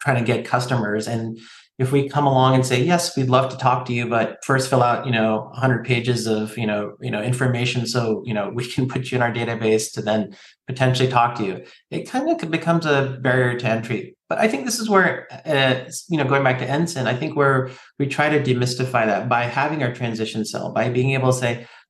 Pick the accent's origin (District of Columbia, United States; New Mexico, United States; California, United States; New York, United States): California, United States; San Francisco Bay Area; I grew up here in the San Francisco Bay Area myself, and, you know, I call myself a Cali kid. I say hella and dude and bro.